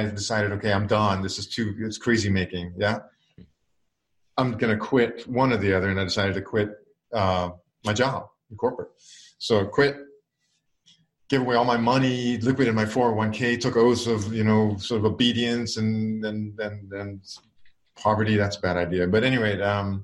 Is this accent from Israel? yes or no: yes; Israel; moved away as an adult; now in United States; I was born and I grew up in Israel.